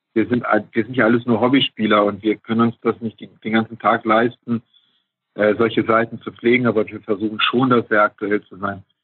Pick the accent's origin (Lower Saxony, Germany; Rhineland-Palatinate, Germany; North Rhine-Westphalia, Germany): Lower Saxony, Germany; Tostedt; also born or lived in Hesse; in Tostedt, da wo ich herkomme